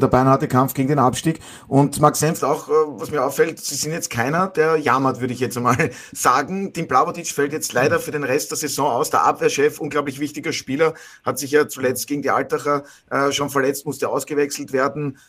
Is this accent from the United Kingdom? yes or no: no; Burgenland, Austria; ich als Burgenländer